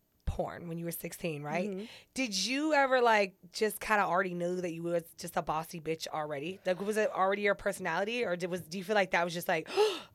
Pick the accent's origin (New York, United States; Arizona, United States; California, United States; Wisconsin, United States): California, United States; San Diego; Do you know that I'm from San Diego?